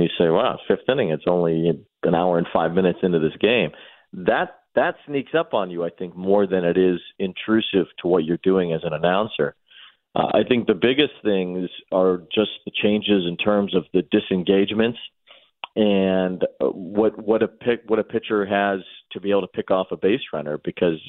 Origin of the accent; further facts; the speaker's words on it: Chicago, Illinois, United States; growing up in Chicago